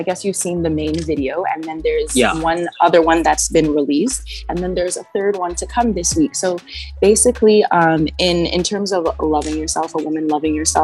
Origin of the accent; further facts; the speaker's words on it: Trinidad & Tobago; now in Toronto, Canada; I'm originally from Trinidad and Tobago, which it is the land of free spirit and lots of music and culture. So when moving to Canada